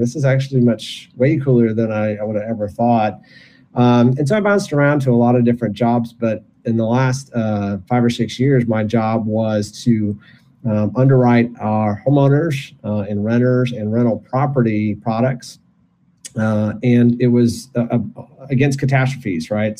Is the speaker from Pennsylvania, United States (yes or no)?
no; Michigan, United States; I was born and raised in Michigan